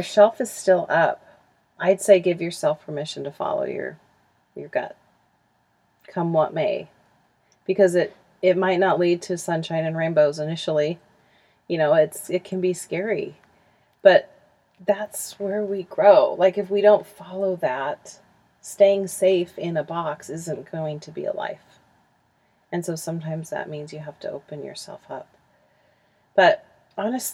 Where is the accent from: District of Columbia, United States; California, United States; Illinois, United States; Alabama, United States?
California, United States; Huntington Beach; moved away as an adult; also born or lived in Utah; I grew up in Huntington Beach. And we just recently moved back here in January